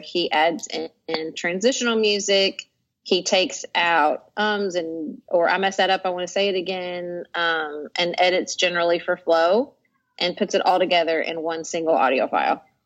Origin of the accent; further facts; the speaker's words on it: Paducah, Kentucky, United States; moved away as an adult; also born or lived in Washington, D.C.; moving back to my hometown of Paducah, Kentucky in 2009